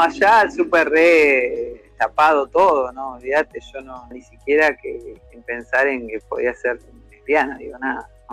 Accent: La Pampa, Argentina; also born or lived in General Pico; soy de General Pico La Pampa

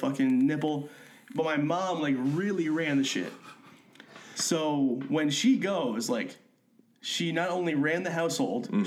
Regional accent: Connecticut, United States; also born or lived in Toronto, Canada; now in Austin, United States; I was born in Toronto, but I lived in Connecticut most of my life.

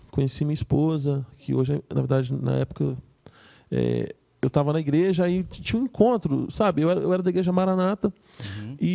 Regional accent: Serra, Espírito Santo, Brazil; cresci aqui no Espírito Santo, né? Sempre morei na Serra e a cidade é movimentada tal.

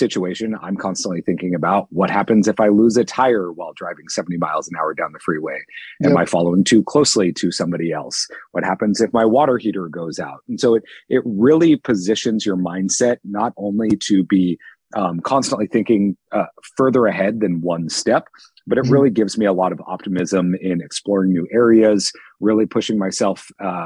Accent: Seattle, Washington, United States; moved away as an adult; also born or lived in Southern California / Dallas, Texas / London; I'm from Seattle, Washington. I've lived in Southern California, Dallas, Texas, London. Landed back here in Seattle

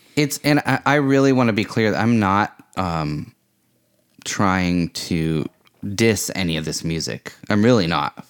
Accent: Vashon, Washington, United States; also born or lived in California; I moved back to Vashon from California

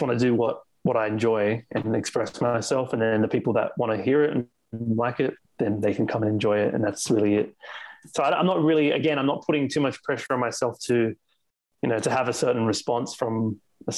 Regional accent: Sydney, New South Wales, Australia; I'm born and raised in Australia, in Sydney.

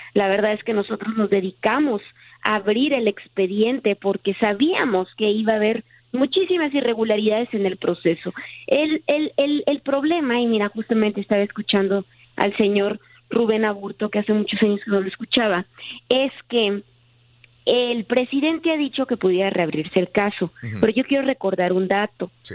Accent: Tijuana, Baja California, Mexico; soy de Tijuana

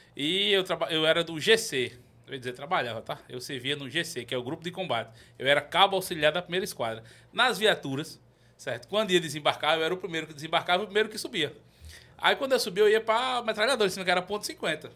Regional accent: Itatuba, Paraíba, Brazil; also born or lived in Campina Grande / Santa Rita; now in João Pessoa, Brazil; sou natural de Campina Grande. Nasci em Campina Grande, mas me criei numa cidade chamada Itatuba.

